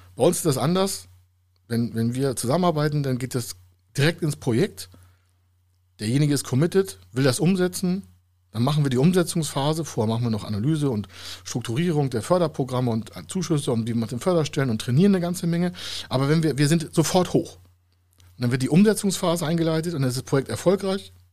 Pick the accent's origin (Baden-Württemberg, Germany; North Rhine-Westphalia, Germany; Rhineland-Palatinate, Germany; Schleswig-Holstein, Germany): Schleswig-Holstein, Germany; Heide; in meiner Heimatstadt in Heide